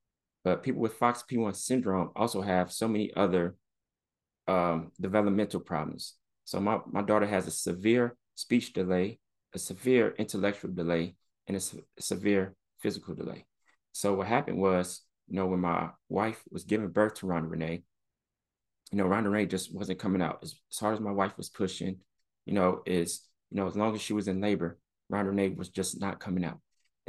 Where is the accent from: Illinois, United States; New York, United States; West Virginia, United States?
Illinois, United States; Chicago; And I've been in some scary situations growing up in the South Side of Chicago, you know, walking through different gang territories